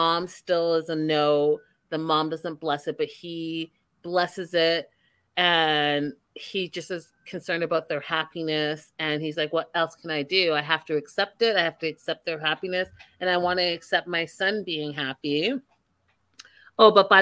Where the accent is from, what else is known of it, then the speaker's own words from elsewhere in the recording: Vancouver, British Columbia, Canada; I'm from Canada. I'm from Vancouver.